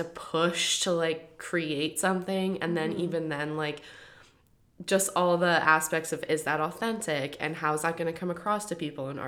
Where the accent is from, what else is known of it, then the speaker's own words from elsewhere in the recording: Kelowna, British Columbia, Canada; moved away; coming from the small kind of minded community of Kelowna, BC